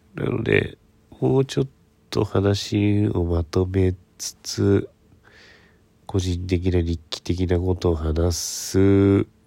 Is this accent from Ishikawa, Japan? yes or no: yes; Ishikawa, Japan; now in Tokyo, Japan; 私はあの石川県の中でも能登からかなり遠いところの方の出身